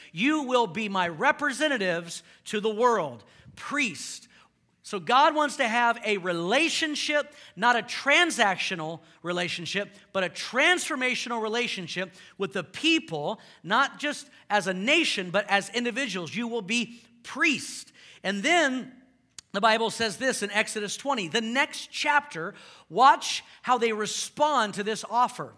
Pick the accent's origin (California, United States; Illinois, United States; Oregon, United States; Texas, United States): Texas, United States; Houston; moved away; I grew up in Houston.